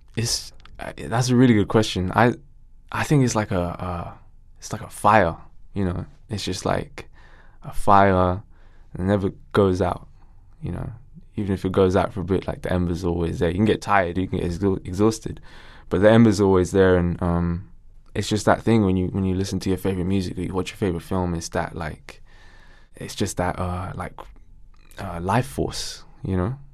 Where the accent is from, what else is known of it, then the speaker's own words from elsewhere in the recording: Ilford, London, United Kingdom; my mom was big in the community where I grew up in Ilford